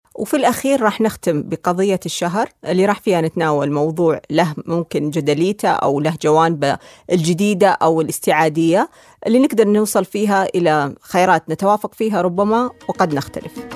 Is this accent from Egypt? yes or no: no; Saudi Arabia; لنا كسعوديين